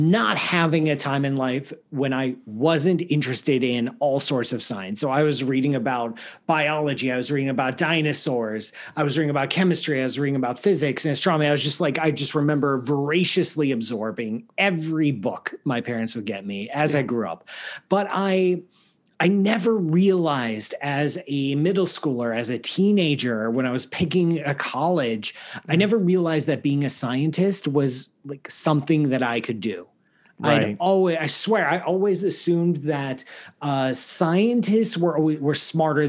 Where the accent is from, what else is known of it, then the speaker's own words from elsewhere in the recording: Ohio, United States; moved away as an adult; also born or lived in Florida / California; now in New York area, United States; I grew up in the Midwest in Ohio